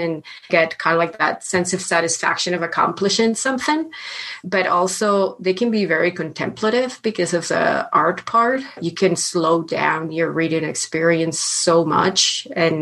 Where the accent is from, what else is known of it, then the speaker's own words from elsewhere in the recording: Spain; now in Canada; I grew up in Spain